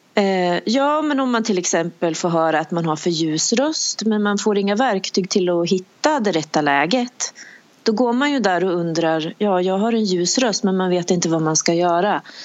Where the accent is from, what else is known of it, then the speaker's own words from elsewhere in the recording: Bollnäs, Gävleborg County, Sweden; moved away; also born or lived in United Kingdom; jag är en tjej från Bollnäs